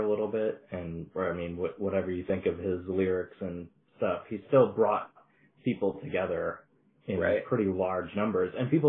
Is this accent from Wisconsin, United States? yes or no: yes; Wisconsin, United States; I grew up in Wisconsin, you know, like, it's not a diverse place